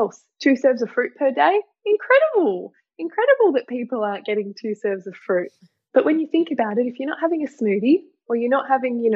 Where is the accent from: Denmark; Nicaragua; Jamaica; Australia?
Australia; Tasmania; I'm from Tasmania